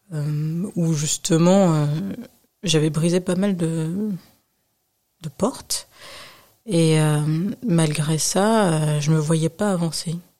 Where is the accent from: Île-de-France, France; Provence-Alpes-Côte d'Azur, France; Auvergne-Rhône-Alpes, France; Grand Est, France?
Île-de-France, France; Nanterre; also born or lived in United States; De Nanterre.